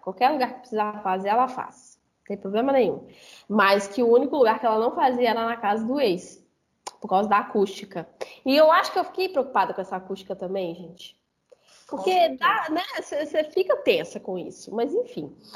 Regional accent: Belo Horizonte, Minas Gerais, Brazil; Eu sou de Belo Horizonte, Minas

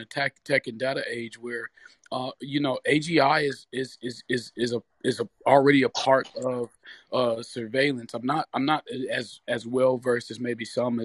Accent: Detroit, Michigan, United States; I'm from Detroit too. Me and Michael and I grew up not too far from each other

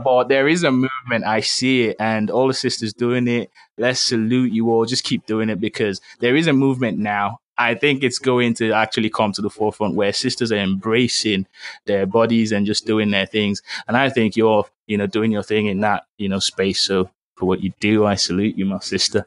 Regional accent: Lagos, Nigeria; I grew up in Lagos too, so I speak a bit of Yoruba.

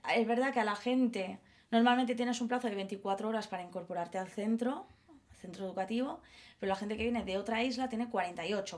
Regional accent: Mallorca, Balearic Islands, Spain; also born or lived in Madrid; now in Ibiza, Spain; yo soy de Mallorca y me he ido a Ibiza a trabajar

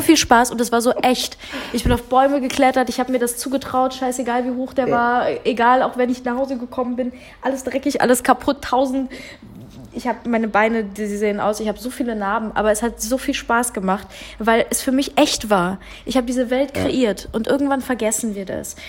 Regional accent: Cologne, North Rhine-Westphalia, Germany; Eigentlich kommen wir aus derselben Stadt, aus Köln

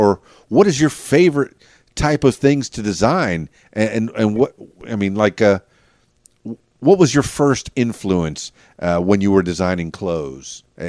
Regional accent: Miami, Florida, United States; now in Little Rock area, Arkansas, United States; I'm from Miami and the Florida Keys.

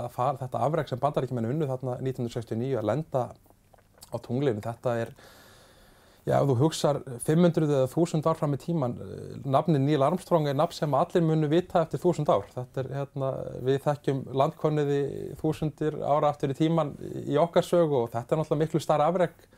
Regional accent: Iceland; ég var eitt frá Íslandi

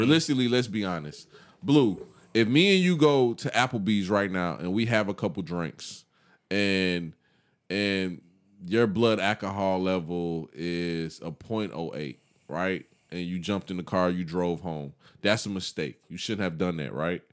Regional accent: United States; I'm real big on being an American

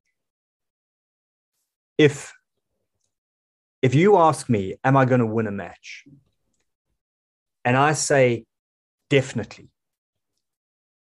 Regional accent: South Africa; I'm a South African

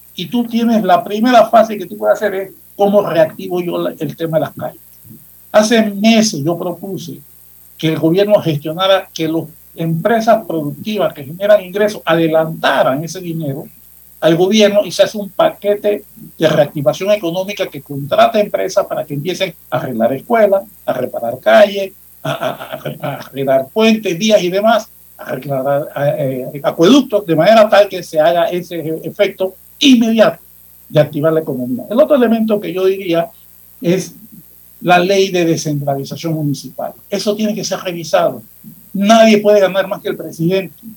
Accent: Panama

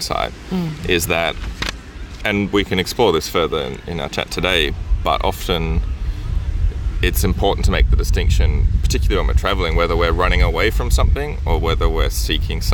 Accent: Brisbane, Queensland, Australia; moved away as an adult; also born or lived in England; I grew up in Brisbane in Australia.

